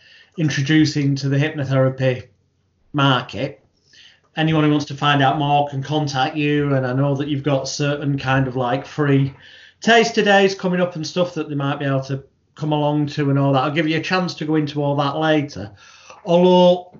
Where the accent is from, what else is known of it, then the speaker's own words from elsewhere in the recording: United Kingdom; the British bad boy of hypnosis